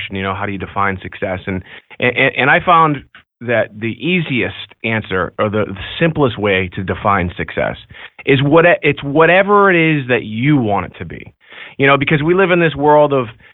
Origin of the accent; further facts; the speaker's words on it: Beverly, Massachusetts, United States; I grew up right here in Beverly, Massachusetts. I grew up in the projects